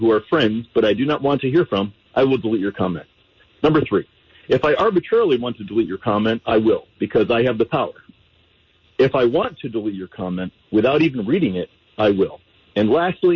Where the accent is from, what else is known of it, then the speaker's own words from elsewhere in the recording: New York, United States; now in Fort Worth, United States; I'm originally from New York